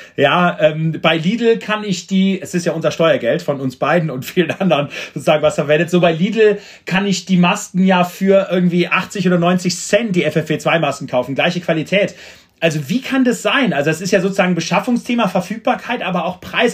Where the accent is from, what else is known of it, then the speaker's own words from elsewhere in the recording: Düren, North Rhine-Westphalia, Germany; Ich komme aus Düren, also die Eifel war sozusagen, das ist ja das Tor zur Eifel